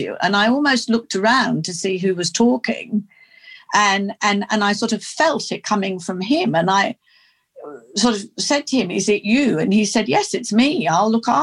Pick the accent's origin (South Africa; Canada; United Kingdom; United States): United Kingdom; near Oxford, South East England; also born or lived in London; now in Australia; I grew up in England. I was born in London and then we had a country cottage near Oxford and then we moved there when I was eight and I pretty much did most of my growing up there